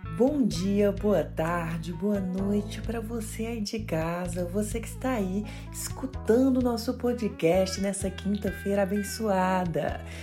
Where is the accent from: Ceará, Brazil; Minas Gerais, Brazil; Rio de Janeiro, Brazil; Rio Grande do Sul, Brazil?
Ceará, Brazil; Cariri; accent: sotaque puxado de Pernambuco; now in France; tô na França, sou do Cariri.